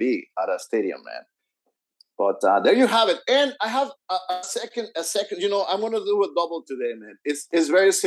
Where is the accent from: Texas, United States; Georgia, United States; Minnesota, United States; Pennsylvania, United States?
Texas, United States; Houston; My hometown of Houston